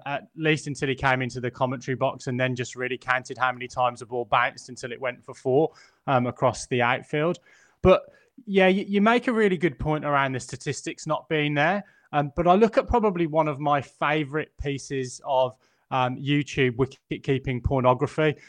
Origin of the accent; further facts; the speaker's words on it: England, United Kingdom; as an Englishman